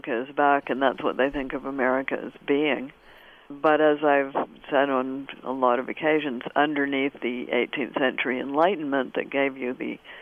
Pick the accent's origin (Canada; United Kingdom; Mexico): Canada